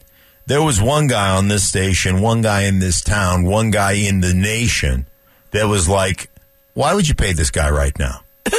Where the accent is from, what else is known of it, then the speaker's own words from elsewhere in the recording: Boston, Massachusetts, United States; accent: Boston; moved away; Sometimes my Boston, sometimes when I'm out there in New England, that area, my accent comes out.